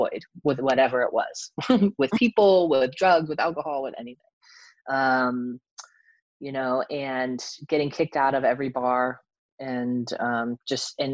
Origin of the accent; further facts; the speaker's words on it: Los Angeles, California, United States; I grew up in Los Angeles